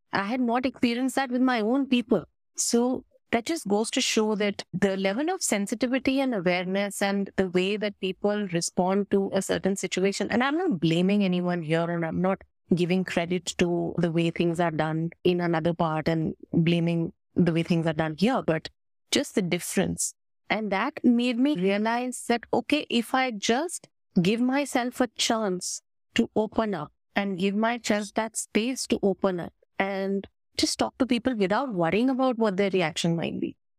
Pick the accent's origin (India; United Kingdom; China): India; as an Indian, I think the beauty of belonging to and growing up in this country